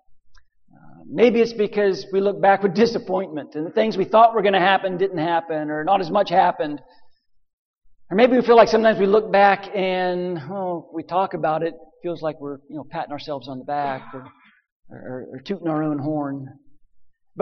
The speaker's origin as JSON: {"language": "English", "region": "western Pennsylvania", "country": "United States", "tie": "born or raised there", "also_born_or_lived": "Nashville", "moved": "as an adult", "said": "my home in western Pennsylvania where I grew up"}